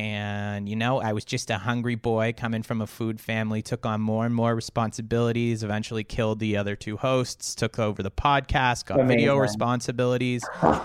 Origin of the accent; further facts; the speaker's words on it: Canada; I am a Canadian, yeah.